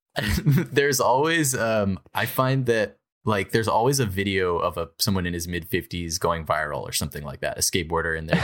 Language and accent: English; New Hampshire, United States; I'm from New Hampshire